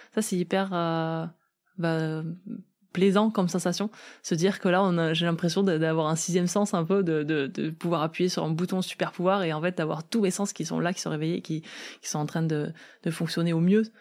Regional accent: south-west France, France; je viens du sud-ouest de la France

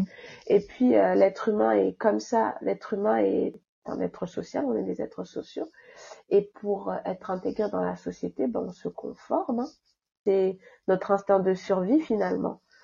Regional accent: France; also born or lived in Île-de-France; je suis, d'origine comorienne, mes parents sont comoriens tous les deux, mais j'ai grandi en France, donc je suis française

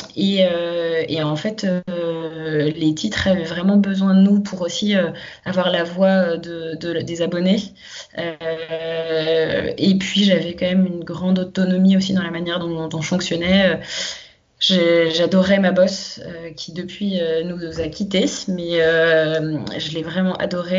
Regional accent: Paris suburbs, Île-de-France, France; je suis née euh, à Paris. j'ai grandi en banlieue parisienne très proche de Paris.

